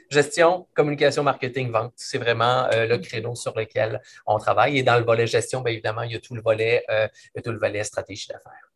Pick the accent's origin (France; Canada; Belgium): Canada; Quebec City, Quebec; Moi, je suis de la région de Québec, je viens de la région de Québec